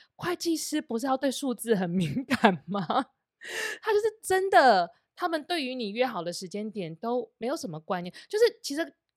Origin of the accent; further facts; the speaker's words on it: Taiwan; moved away as an adult; also born or lived in Shanghai, China; 我们身为一个台湾人到现在，我根本从小我就不知道什么叫佣人，我就是我家的佣人啊